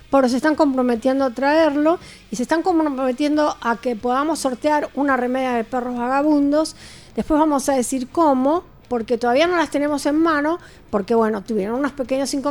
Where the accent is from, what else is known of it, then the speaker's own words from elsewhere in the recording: Merlo, Buenos Aires Province, Argentina; venimos de Merlo.